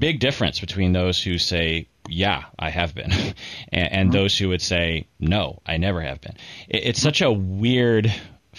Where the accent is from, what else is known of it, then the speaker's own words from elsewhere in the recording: United States; also born or lived in Seattle; as an American